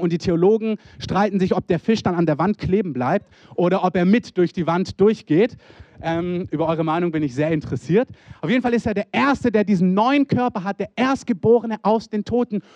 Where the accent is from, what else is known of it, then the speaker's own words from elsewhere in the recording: Germany; als Deutsche